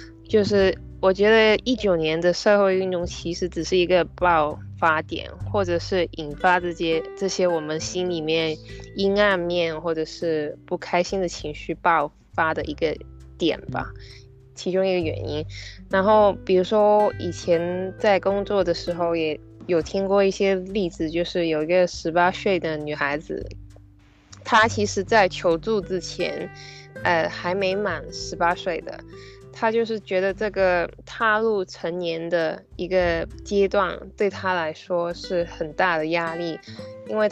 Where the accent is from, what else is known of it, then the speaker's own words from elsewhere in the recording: Hong Kong; 本身在香港的文化或者是传统的教育底下。